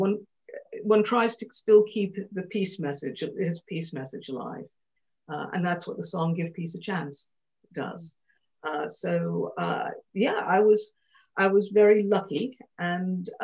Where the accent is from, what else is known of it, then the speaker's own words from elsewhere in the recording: Montreal, Quebec, Canada; moved away; when I was 16, I grew up in Montreal in Canada